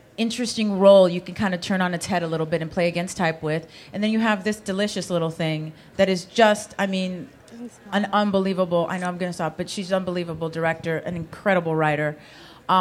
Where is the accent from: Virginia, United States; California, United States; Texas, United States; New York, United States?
California, United States; Los Angeles; I grew up in Los Angeles